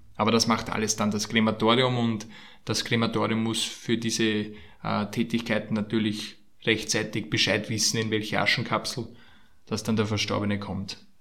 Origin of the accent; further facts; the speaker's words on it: Austria; bei uns in Österreich